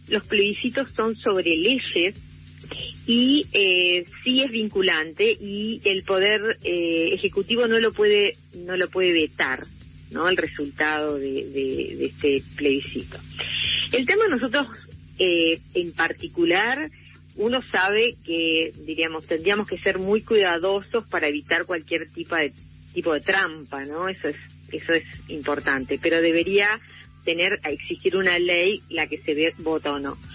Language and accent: Spanish; Rosario, Santa Fe, Argentina; moved away as an adult; now in Esquel, Argentina; yo vivo en Esquiel desde el año 86, soy rosarina, me vine a vivir acá